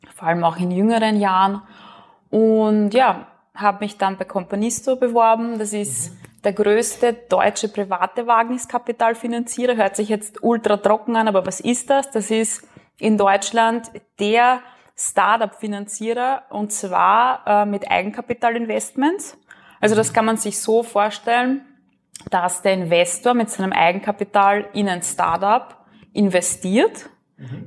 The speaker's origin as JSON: {"language": "German", "region": "Burgenland", "country": "Austria", "tie": "born or raised there", "also_born_or_lived": "Vienna", "moved": "as an adult", "said": "bin gebürtig aus dem Burgenland, habe auch ein paar Jahre in Wien gelebt"}